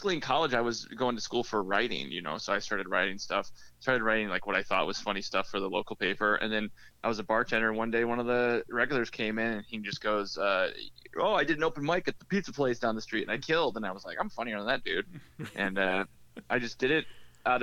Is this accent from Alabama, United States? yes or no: no; Mason City, Iowa, United States; moved away as an adult; I grew up in Mason City, Iowa, northern Iowa, which is only like 30 minutes from Minnesota